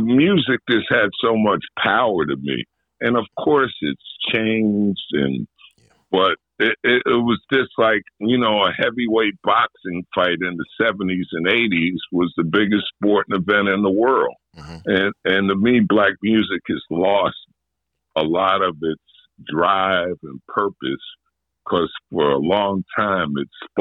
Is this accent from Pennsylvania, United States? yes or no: no; New York City, New York, United States; I grew up in Jamaica, Queens